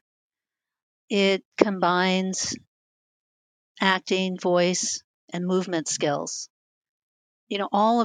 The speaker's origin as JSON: {"language": "English", "region": "New Jersey", "country": "United States", "tie": "born or raised there", "also_born_or_lived": "Bay Area", "moved": "yes", "lives_now": "Los Angeles, United States", "said": "I grew up in New Jersey, about 20 minutes outside of New York City"}